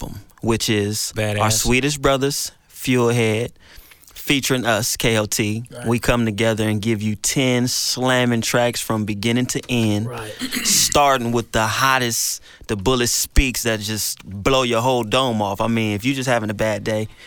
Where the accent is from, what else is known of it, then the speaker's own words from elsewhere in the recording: Pasadena, California, United States; born and raised on Planet Pasadena, California